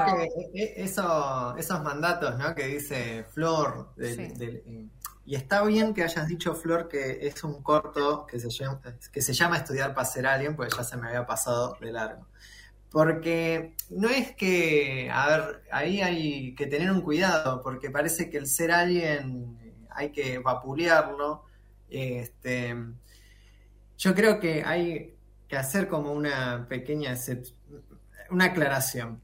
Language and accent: Spanish; Argentina; nosotros como latinoamericanos y propiamente como argentinos, argentinas